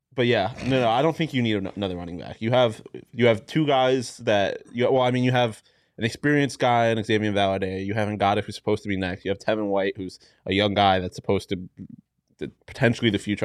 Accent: Ohio, United States; I am from basically Ohio

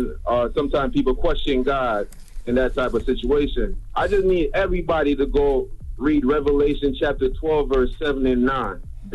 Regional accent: Jamaica; Like, because I grew up in Jamaica, right? And I grew up watching Kobe a lot.

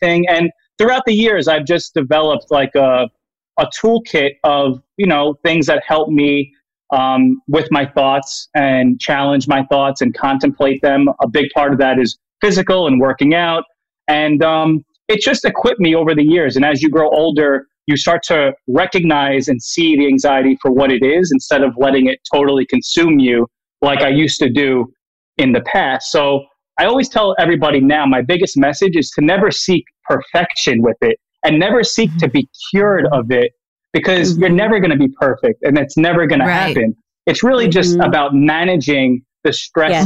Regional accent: New York, United States; I'm from New York.

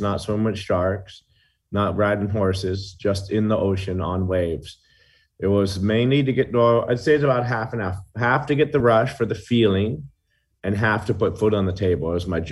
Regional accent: Hawaii, United States; I grew up in Hawaii and we didn't have much

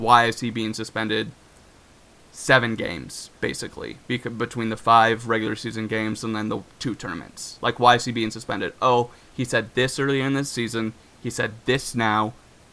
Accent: Iowa, United States; growing up in Iowa, I had maybe a handful of black kids in my school

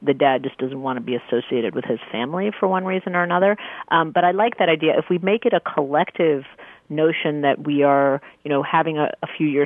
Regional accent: New York City, New York, United States; I'm from Queens

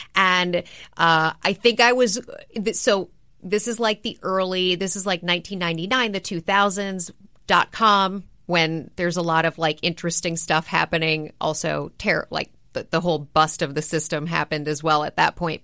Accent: Minneapolis, Minnesota, United States; I grew up in Minneapolis, Minnesota.

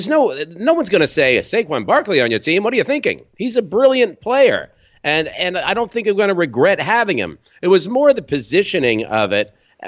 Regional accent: Valley Stream, New York, United States; also born or lived in Brooklyn; I'm from New York, born in Brooklyn, raised on Long Island. Not the fancy Long Island. You can spit to Queens from where I'm from, Valley Stream, Long Island.

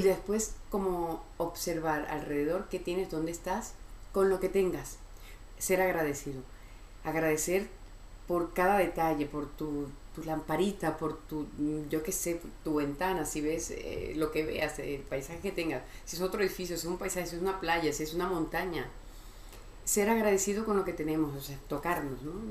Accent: Venezuela; also born or lived in Miami, United States; now in Madrid, Spain; soy venezolana

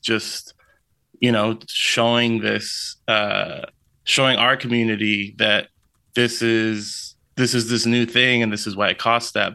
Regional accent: Lynwood, California, United States; I'm from Linwood. This, this, like, uh, it's, it's the city over next to Compton in L A.

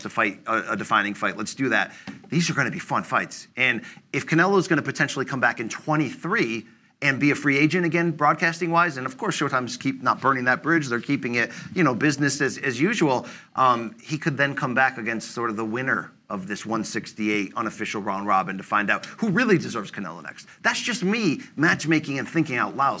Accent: United States; I'm an American man

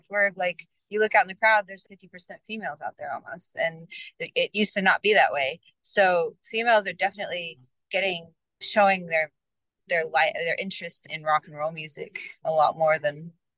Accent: Allen, Texas, United States; I grew up in Allen, Texas, which is right outside of Dallas.

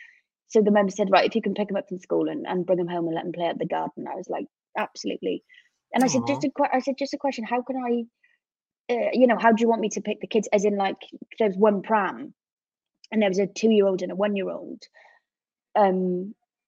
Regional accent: Cardiff, Wales, United Kingdom; moved away as an adult; now in London, United Kingdom; I'm from Cardiff in Wales

